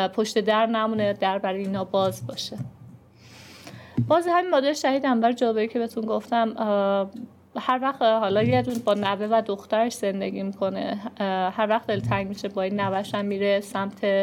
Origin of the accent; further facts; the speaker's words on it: Iran; ما چون ایرانیم